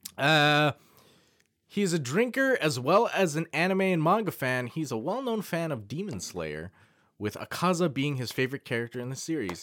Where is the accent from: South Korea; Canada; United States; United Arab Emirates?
Canada; As a Canadian man